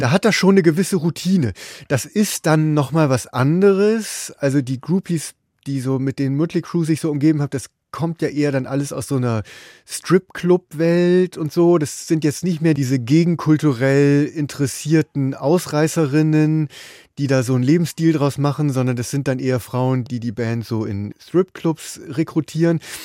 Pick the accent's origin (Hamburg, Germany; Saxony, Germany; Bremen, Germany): Bremen, Germany; now in Berlin, Germany; Ich bin seit langem in Berlin, aber ich komme aus Bremen